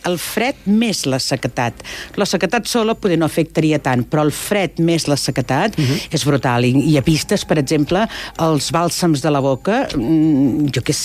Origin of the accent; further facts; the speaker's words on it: Empordà, Catalonia, Spain; jo sóc de l'Empordà i allà tenim tenim tramuntana